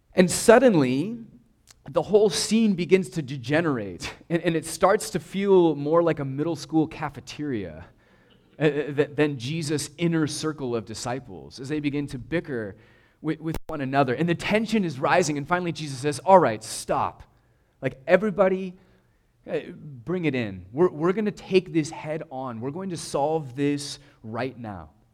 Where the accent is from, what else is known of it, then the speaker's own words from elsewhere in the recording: United States; we're American